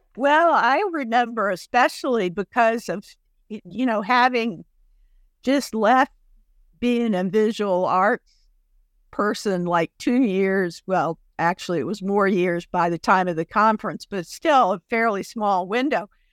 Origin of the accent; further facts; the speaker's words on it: Chattanooga, Tennessee, United States; my hometown of Chattanooga, Tennessee